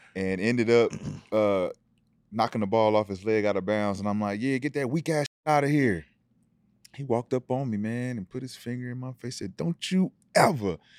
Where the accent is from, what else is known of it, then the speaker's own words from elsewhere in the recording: North Carolina, United States; I'm from North Carolina